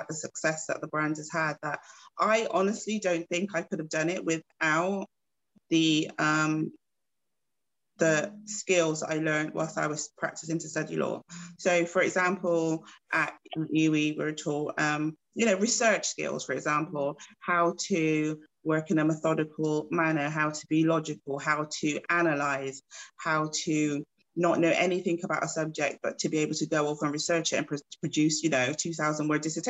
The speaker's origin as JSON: {"language": "English", "town": "Bristol", "region": "South West England", "country": "United Kingdom", "also_born_or_lived": "Gloucester / Birmingham / London", "moved": "as an adult", "said": "So I'm originally from Bristol, and I'd gone from Bristol to Gloucester, to Birmingham, to London"}